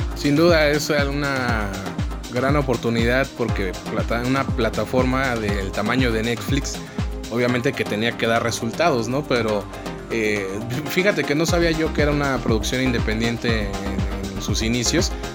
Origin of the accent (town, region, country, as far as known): Mexico